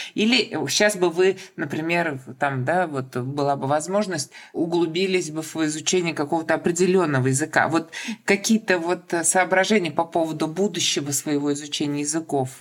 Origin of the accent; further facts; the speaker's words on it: Kazan, Tatarstan, Russia; я из Казани, и татарский язык